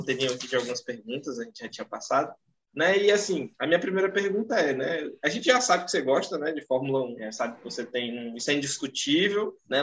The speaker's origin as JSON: {"language": "Portuguese", "region": "Tocantins", "country": "Brazil", "said": "Aqui no norte, eu sou do estado de Tocantins"}